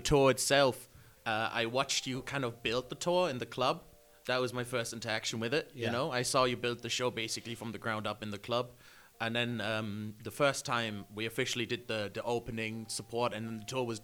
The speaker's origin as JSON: {"language": "English", "country": "Germany", "moved": "yes", "lives_now": "Ireland", "said": "I'm from Germany."}